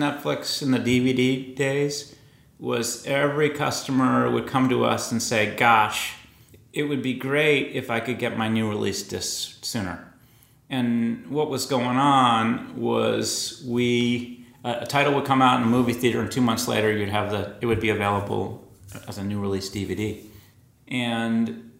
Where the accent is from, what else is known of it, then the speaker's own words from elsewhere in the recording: Boston, Massachusetts, United States; I grew up in Boston. From Dorchester